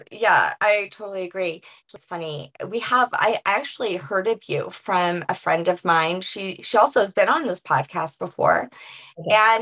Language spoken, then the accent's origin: English; New Orleans, Louisiana, United States; I'm from New Orleans, so my roots are like the women are the martyrs in the family